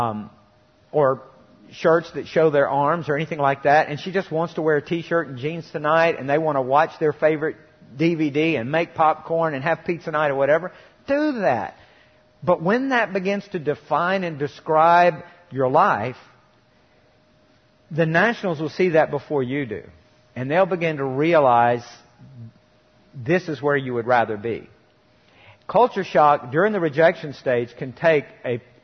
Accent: Mississippi, United States; I grew up in Mississippi

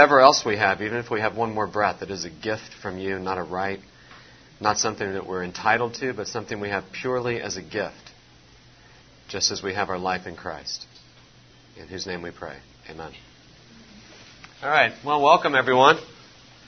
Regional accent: West Virginia, United States; now in Louisville, United States; I'm not originally from here. I'm originally from West Virginia

